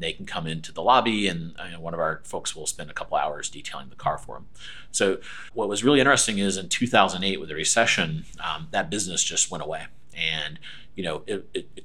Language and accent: English; Aiken, South Carolina, United States; moved away as an adult; also born or lived in Connecticut; now in Raleigh, United States; I am from South Carolina, a little town called Aiken